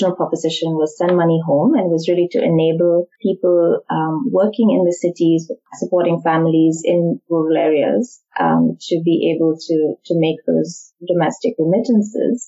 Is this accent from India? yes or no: yes; India; moved away as an adult; also born or lived in United States; I grew up in India